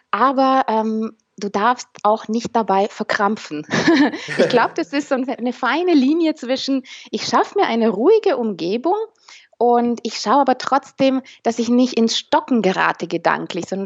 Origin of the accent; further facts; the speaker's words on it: Romania; Ich bin nämlich selber ähm, aus Osteuropa, Rumänin.